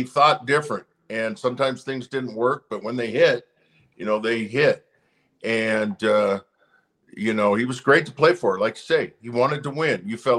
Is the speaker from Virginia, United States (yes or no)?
no; Portland, Oregon, United States; now in Utah, United States; I was with the Portland group there. I'm from Portland. living here in Utah now